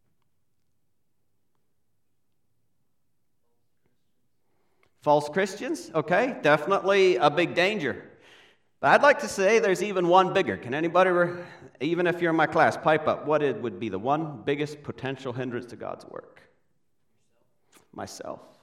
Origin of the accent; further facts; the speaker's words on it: Paraguay; I was born in South America, Paraguay. We still live there.